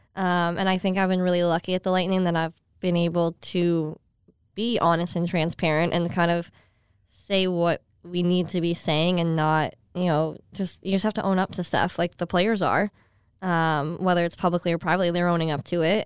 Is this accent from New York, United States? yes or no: yes; Skaneateles, New York, United States; moved away as an adult; also born or lived in San Jose, California; now in Florida, United States; I grew up in a town called Skinny Atlas.